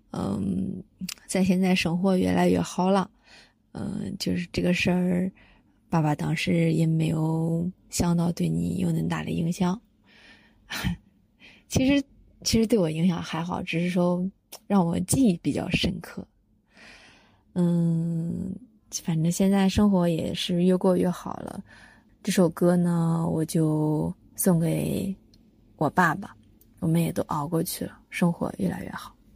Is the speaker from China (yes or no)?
yes; Shangqiu, Henan, China; moved away as an adult; now in Shenzhen, China; 我出生在河南商丘的一个小村庄，呃，父母亲也都是农民